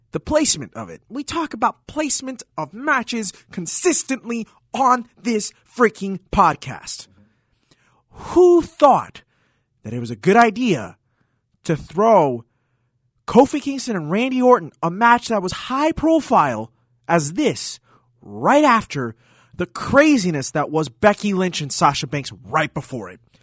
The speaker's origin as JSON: {"language": "English", "country": "Puerto Rico", "said": "the great city of my home country, San Juan, Puerto Rico."}